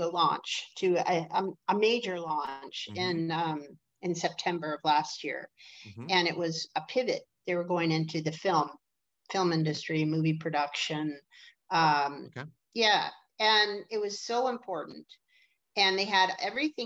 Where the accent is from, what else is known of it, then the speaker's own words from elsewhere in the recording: Detroit, Michigan, United States; I'm from Detroit